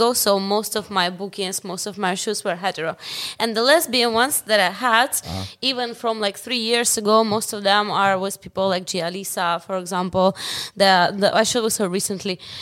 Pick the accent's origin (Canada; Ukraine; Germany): Ukraine; Ukrainian, I know because I live in Ukraine. I grew up in Ukraine.